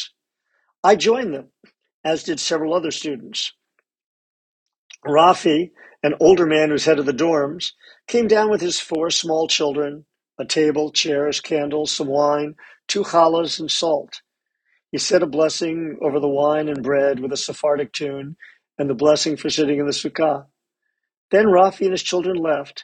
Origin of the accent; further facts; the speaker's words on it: United States; As an American student